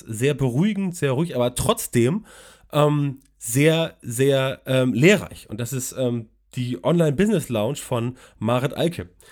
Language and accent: German; Hamburg, Germany; ich komme aus Hamburg